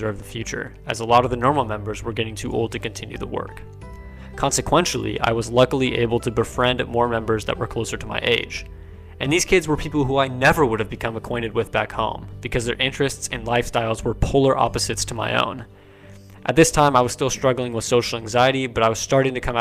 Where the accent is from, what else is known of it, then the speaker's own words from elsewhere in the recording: Kansas, United States; leave Kansas in my hometown